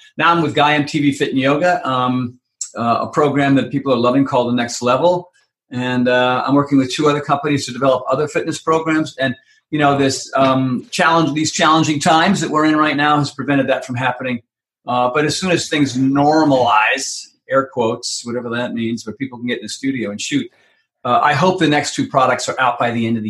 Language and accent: English; Minneapolis, Minnesota, United States; accent: Minneapolis; Anyway, so there's my Minneapolis accent.